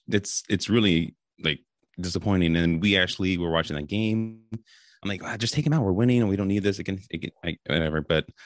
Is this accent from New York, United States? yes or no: no; Oakland, California, United States; I grew up in Oakland, California area. So, like, I grew up a huge A's fan.